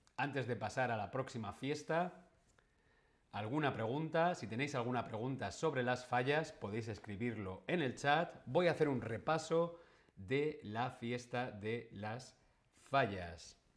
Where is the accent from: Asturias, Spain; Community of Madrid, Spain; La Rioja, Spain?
Community of Madrid, Spain; Madrid; Yo soy madrileño, yo nací en Madrid